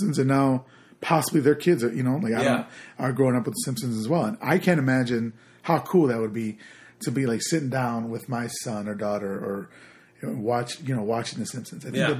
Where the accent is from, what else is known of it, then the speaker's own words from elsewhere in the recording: Chicago, Illinois, United States; But where I grew up in Chicago, Illinois